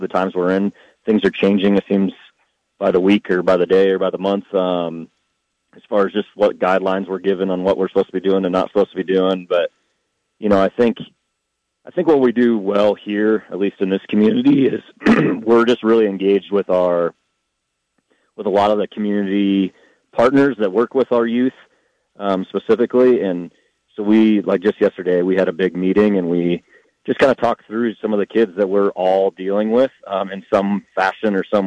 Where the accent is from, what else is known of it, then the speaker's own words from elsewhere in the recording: Iowa, United States; now in Fort Collins, United States; I grew up in Iowa